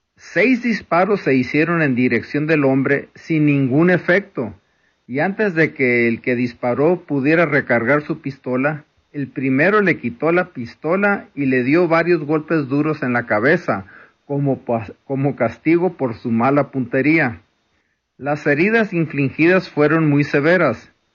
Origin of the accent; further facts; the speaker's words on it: Mexico